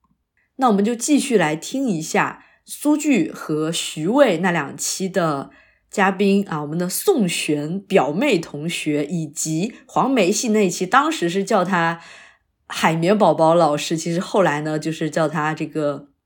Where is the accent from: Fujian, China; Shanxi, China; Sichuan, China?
Fujian, China; Nanping; 她展现出了非常丰富的我们南平的塑料普通话的感觉啊，非非常可爱。我在听的时候就非常，也不是出戏吧，就是觉得这个音真的是发到了我的老家去